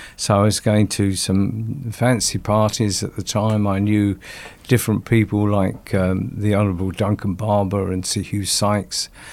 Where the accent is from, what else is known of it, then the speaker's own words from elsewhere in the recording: London, United Kingdom; also born or lived in Stoke Newington, London; I was born in Sto-, Stoke Newington in London, and I went to a primary school there. And then my father bought a property out in South Woodford. And we moved out there, and I went to my secondary school there